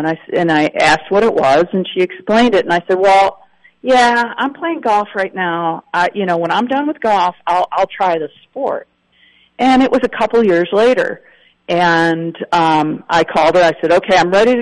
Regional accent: Wisconsin, United States; as a kid growing up in Wisconsin

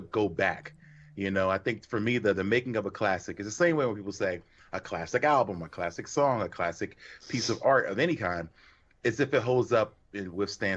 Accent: Philadelphia, Pennsylvania, United States; I grew up in Philly, big WWF town

